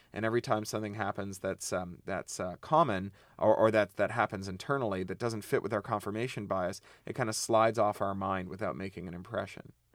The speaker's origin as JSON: {"language": "English", "region": "Ontario", "country": "Canada", "said": "I come from Ontario where we mine uranium."}